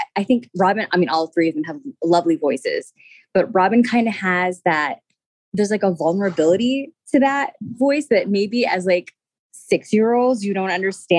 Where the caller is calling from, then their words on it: Los Angeles, California, United States; I'm calling from Los Angeles.